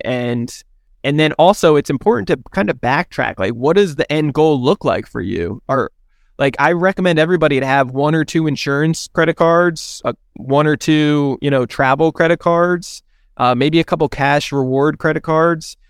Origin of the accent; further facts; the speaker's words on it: New Jersey, United States; now in San Diego, United States; I'm originally from New Jersey, but I live here in San Diego, California